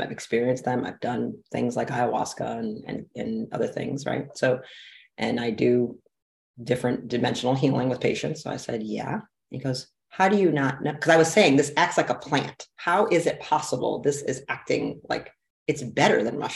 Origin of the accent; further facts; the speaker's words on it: Detroit, Michigan, United States; I'm from Detroit, big manufacturing city